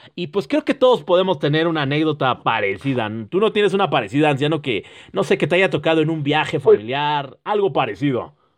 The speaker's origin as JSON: {"language": "Spanish", "country": "Mexico", "said": "nosotros como somos vergueros, como buen mexicano"}